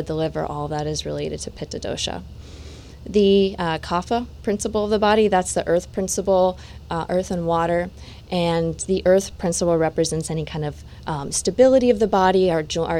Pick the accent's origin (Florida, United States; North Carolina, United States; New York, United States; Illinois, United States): Florida, United States; Satellite Beach; moved away; also born or lived in California / India; my hometown